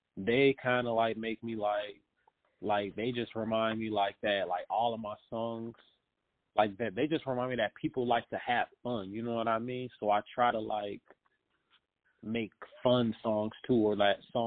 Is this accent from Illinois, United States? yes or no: yes; Chicago, Illinois, United States; I am originally from Chicago, and I'm still in Chicago